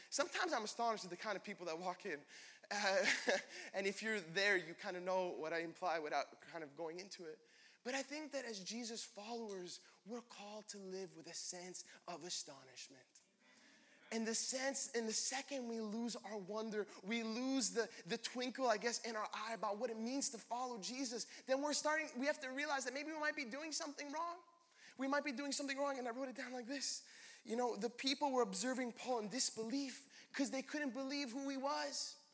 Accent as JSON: {"language": "English", "town": "Laval", "region": "Quebec", "country": "Canada", "tie": "born or raised there", "said": "I grew up in Laval"}